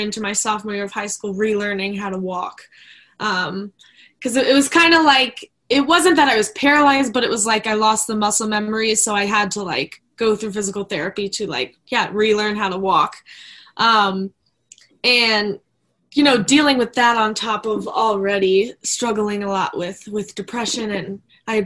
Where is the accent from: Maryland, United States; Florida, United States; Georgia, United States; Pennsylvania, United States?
Maryland, United States; I was raised in Maryland